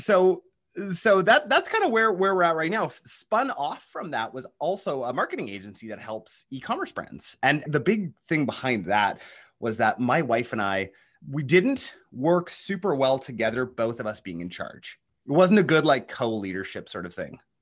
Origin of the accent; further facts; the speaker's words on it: Canada; accent: Canadian; I'm actually a Canadian. I don't know if you can tell, um, by the accent.